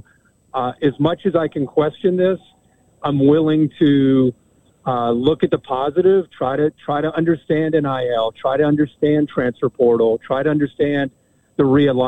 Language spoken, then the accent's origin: English; Midwest, United States; as growing up in the Midwest, as it gets dark and all of a sudden you turn on that Rose Bowl